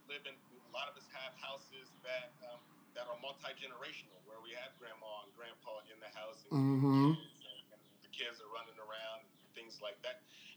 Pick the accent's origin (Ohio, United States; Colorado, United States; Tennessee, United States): Ohio, United States; Columbus; Yeah, that's my hometown.